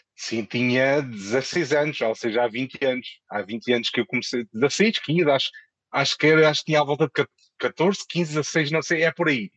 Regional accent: Moura, Alentejo, Portugal; moved away as an adult; also born or lived in Lisbon; now in Madrid, Spain; depois voltei para a minha, para a minha terra, uh, para Moura

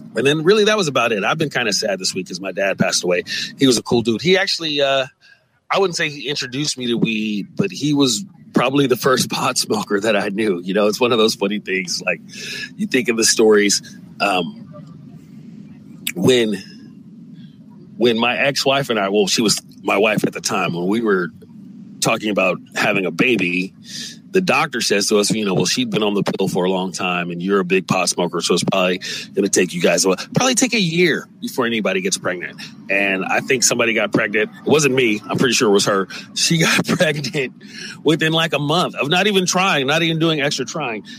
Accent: San Francisco, California, United States; moved away as an adult; now in Los Angeles, United States; San Francisco, my hometown. I grew up there.

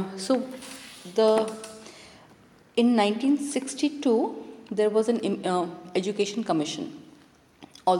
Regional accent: India; first language Hindi; English is a second language; my mother tongue, for example, is Hindi. I did not go to a Hindi medium school

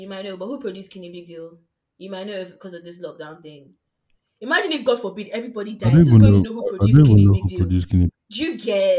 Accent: South Africa; I'm a South African.

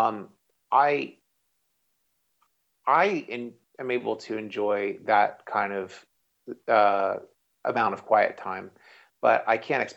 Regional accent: Canada; I'm Canadian

